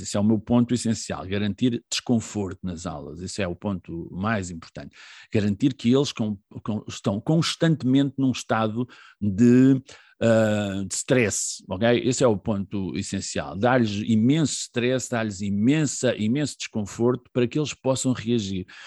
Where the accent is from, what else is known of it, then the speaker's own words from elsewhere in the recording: Figueira da Foz, Centro, Portugal; moved away as an adult; also born or lived in Viseu; now in Caldas da Rainha, Portugal; nasci em, em Viseu, uh, vivi toda a minha adolescência na Figueira da Foz